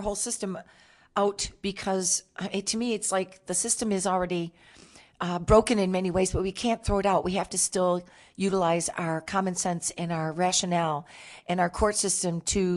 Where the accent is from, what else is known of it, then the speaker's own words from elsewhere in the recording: Michigan, United States; moved away; I'm originally from Michigan.